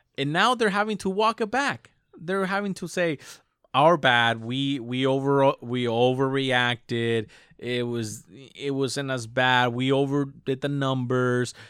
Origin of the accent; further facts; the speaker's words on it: United States; I as an American